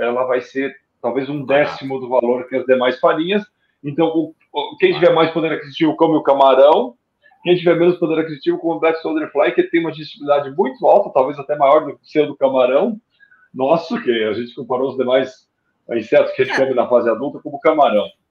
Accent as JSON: {"language": "Portuguese", "area": "Gaúcho", "region": "Rio Grande do Sul", "country": "Brazil", "said": "como gaúcho"}